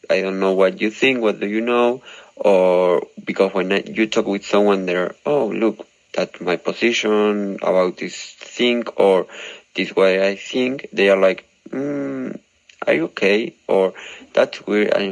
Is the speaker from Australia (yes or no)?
no; Argentina; first language Spanish; English is a second language; I'm from Argentina. I speak Spanish, so my English is not the best.